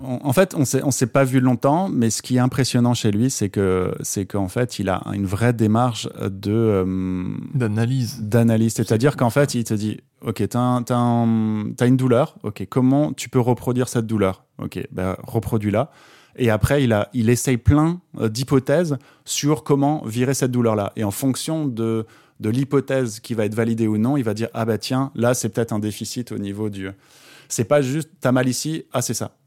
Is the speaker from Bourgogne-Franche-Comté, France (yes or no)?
no; Alsace, Grand Est, France; moved away; je suis originaire d'Alsace, donc je suis rentré, euh, euh, quelques jours en Alsace